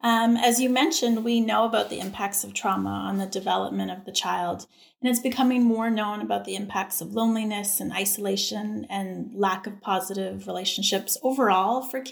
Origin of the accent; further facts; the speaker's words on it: Canada; now in Texas, United States; But I have to say that when I came to Texas from Canada, I was really surprised and very impressed